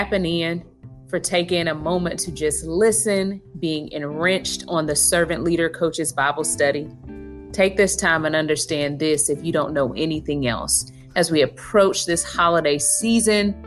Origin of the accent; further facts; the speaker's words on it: United States; my home country, the United States